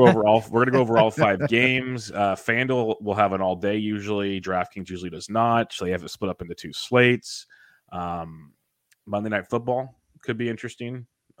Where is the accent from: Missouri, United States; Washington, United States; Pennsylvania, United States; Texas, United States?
Texas, United States; Yeah, San Martin, folks. I'm over here from Tejas.